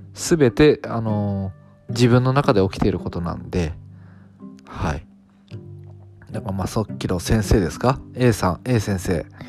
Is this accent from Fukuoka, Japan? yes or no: yes; Fukuoka, Japan; 私地元は福岡なんですよね